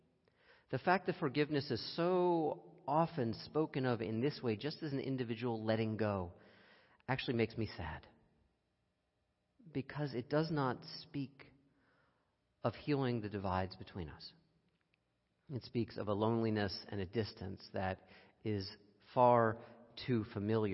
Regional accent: United States; as an American

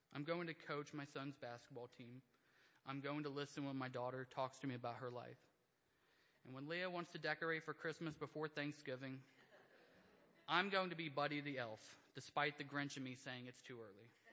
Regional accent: Indiana, United States; I grew up in Indiana. Rural life has a little less distractions

